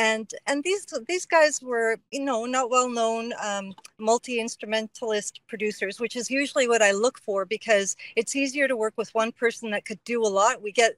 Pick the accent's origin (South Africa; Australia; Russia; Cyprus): Cyprus; moved away; also born or lived in Canada; So I'm Greek, and I immigrated here from Canada, from Cyprus.